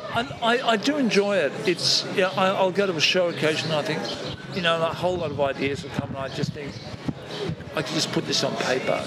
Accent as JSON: {"language": "English", "town": "Brisbane", "region": "Queensland", "country": "Australia", "said": "we're from Brisbane"}